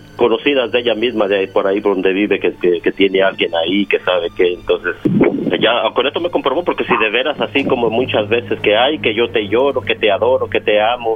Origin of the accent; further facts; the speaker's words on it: Mexico; yo soy de México